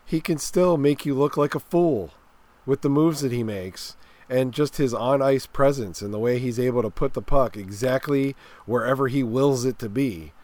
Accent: Pittsburgh, Pennsylvania, United States; living in Pittsburgh, growing up in Pittsburgh area.

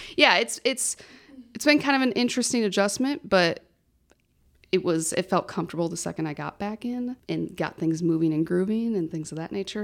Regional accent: Farmington, Minnesota, United States; also born or lived in Mankato; I actually have lived in Farmington my whole entire life until I went to college in Mankato

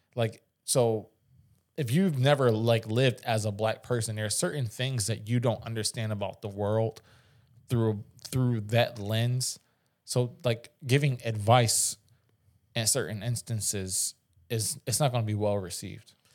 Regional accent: Philadelphia, Pennsylvania, United States; I'm from West Philly

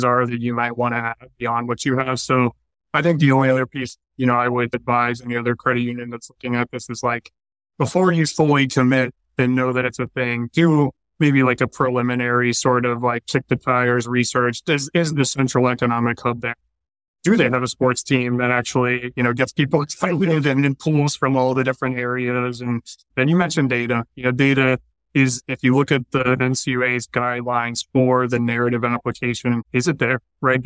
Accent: Pittsburgh, Pennsylvania, United States; now in Washington, D.C., United States; I'm from Pittsburgh

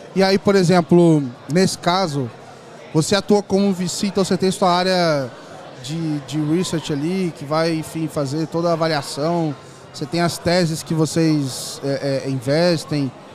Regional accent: Volta Redonda, Rio de Janeiro, Brazil; moved away as an adult; now in São Paulo, Brazil; eu era, sou do Rio, de Volta Redonda

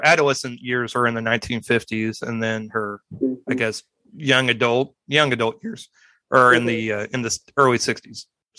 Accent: Midwest, United States; I'm from the Midwest and I'm still in the. I'm still in the biscuits and gravy area.

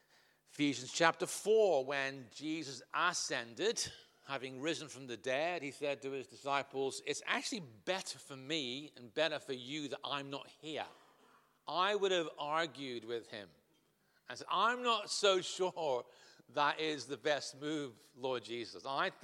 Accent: North West England, United Kingdom; accent: Liverpudlian; also born or lived in Scotland / Ireland; now in Southampton, United Kingdom; my accent has morphed over those years from Liverpudlian to Scottish, back to Irish, back to Scottish, and then down on the south coast of England

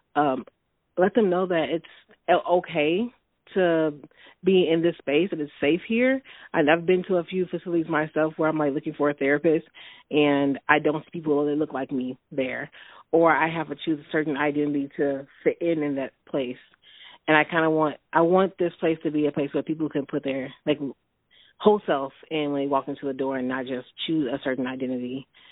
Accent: Chicago, Illinois, United States; also born or lived in Holland, Michigan; now in Lansing, United States; I am originally from Chicago

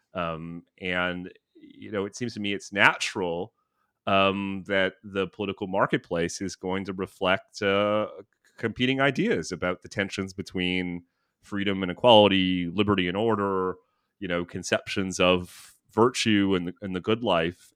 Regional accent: Thunder Bay, Ontario, Canada; also born or lived in Toronto / Ottawa / Vancouver; now in New York City, United States; I'm from Thunder Bay.

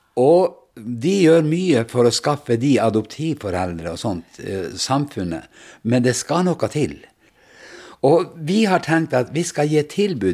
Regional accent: Vestre Jakobselv, Finnmark, Norway; Jeg kommer fra Finnmark. Eh, nærmeste byen er Vadsø, og bygda er Vestre Jakobselv

